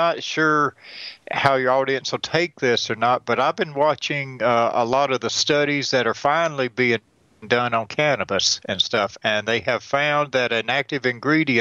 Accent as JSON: {"language": "English", "area": "hometown where Deliverance was filmed", "region": "Georgia", "country": "United States", "tie": "born or raised there", "said": "They filmed Deliverance in my hometown"}